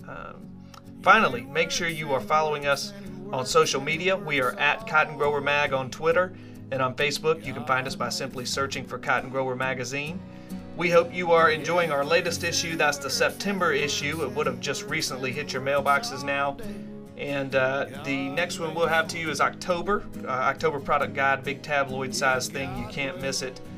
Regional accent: Leland, Mississippi, United States; I come from Leland, Mississippi

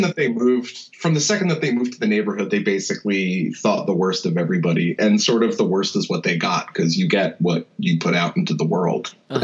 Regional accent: New Jersey, United States; moved away as an adult; also born or lived in Rhode Island; now in Philadelphia, United States; I was born in Philly and okay. then raised right over the bridge in, in New Jersey.

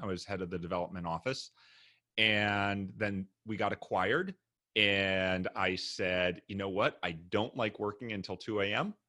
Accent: Memphis, Tennessee, United States; moved away as an adult; also born or lived in New York / Japan; originally I'm from Memphis, Tennessee.

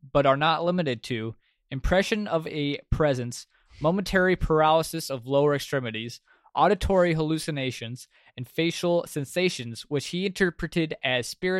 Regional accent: United States; I am so American.

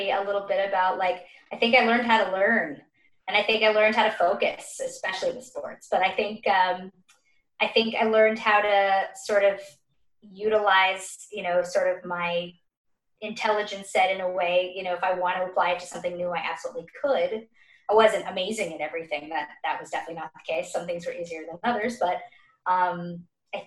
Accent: Dallas, Texas, United States; moved away as an adult; also born or lived in Boston; now in New York, United States; I am from Dallas, Texas

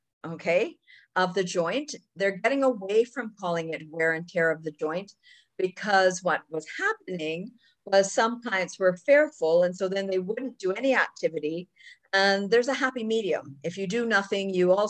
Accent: Jamaica; now in Toronto, Canada; I grew up in the tropics, actually. I grew up in Jamaica

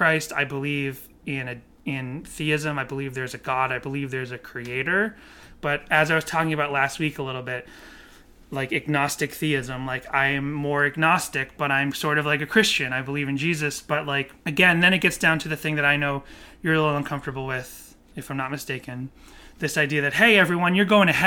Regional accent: Massachusetts, United States; I grew up in Massachusetts, which is a largely Catholic community

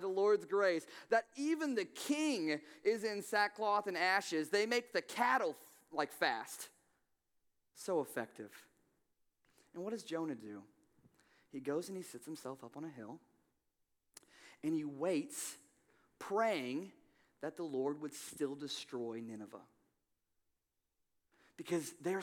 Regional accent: Evansville, Indiana, United States; moved away as an adult; I came from Evansville, Indiana. My father, whom I love very much, he was a meth dealer most of my life. And so I left and went to college.

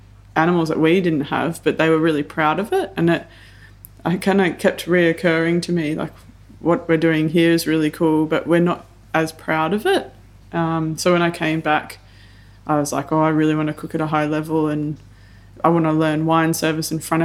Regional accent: Melbourne, Victoria, Australia; I grew up in Templestowe and Blackburn kind of area

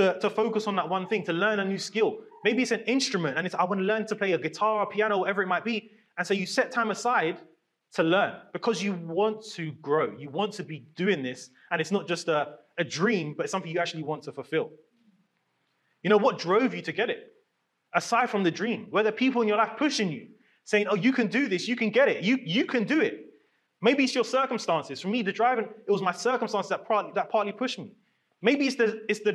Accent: London, United Kingdom; growing up in London

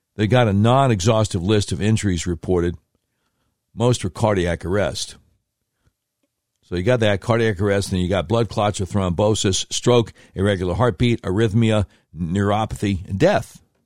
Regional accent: Charlotte, North Carolina, United States; I grew up in Charlotte, North Carolina

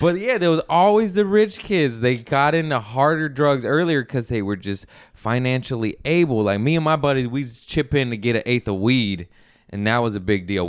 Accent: Torrance, California, United States; I grew up in Torrance, West Torrance

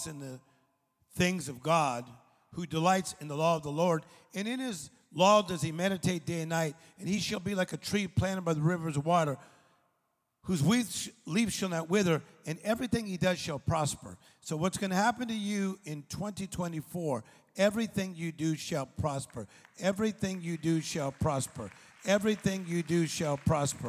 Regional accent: Compton, East Los Angeles, Whittier, California, United States; I was born in Compton, then we went to a part of East L.A., then we went across the street from Pioneer High School

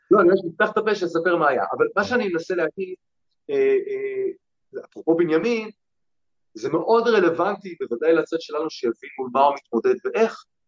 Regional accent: Bnei Brak, Tel Aviv District, Israel; נולדתי בבני ברק

